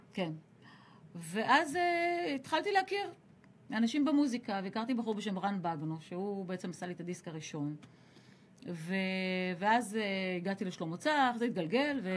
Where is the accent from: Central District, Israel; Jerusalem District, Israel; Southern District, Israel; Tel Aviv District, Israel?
Southern District, Israel; Ashdod; העשר השנים המשמעותיות שלי גדלתי באשדוד, כי זה עשר עד עשרים